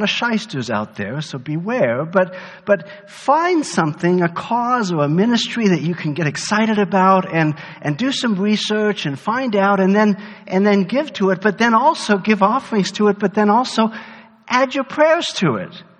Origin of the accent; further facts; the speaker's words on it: Germany; moved away; I grew up in Germany.